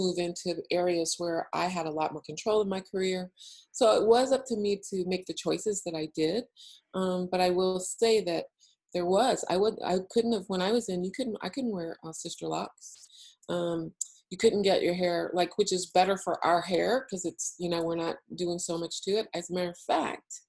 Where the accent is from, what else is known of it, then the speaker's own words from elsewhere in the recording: Ohio, United States; moved away as an adult; I grew up in Ohio